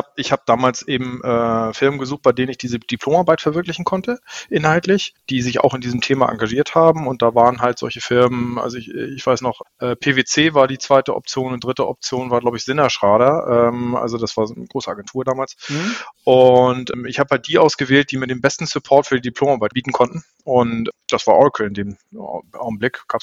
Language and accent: German; Flensburg, Schleswig-Holstein, Germany; Flensburger, ja, gebürtig. Das hört man, glaube ich, auch. Also äh, ich merke das natürlich nicht, aber alle, die mich hm. kennenlernen, merken, ich habe eine leicht breite Aussprache. Tatsächlich äh, in Flensburg geboren, aufgewachsen